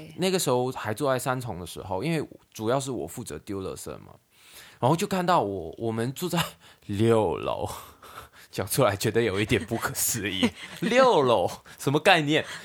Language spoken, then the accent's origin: Chinese; Hong Kong; moved away as an adult; also born or lived in Sanchong, New Taipei, Taiwan; now in New Taipei, Taiwan; 我们在香港的时候，根本就很少会去那些地方，因为我们从小到大住的地方都有电梯啊